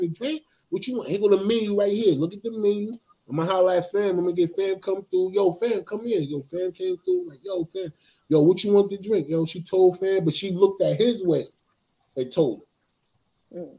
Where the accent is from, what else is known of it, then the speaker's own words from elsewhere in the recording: New Jersey, United States; I'm from Jersey